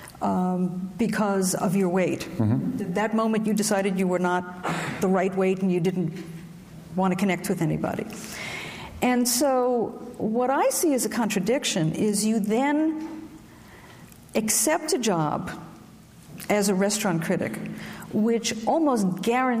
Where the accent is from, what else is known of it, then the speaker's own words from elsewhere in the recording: New York City, New York, United States; I grew up in Brooklyn where marinara sauce was mother's milk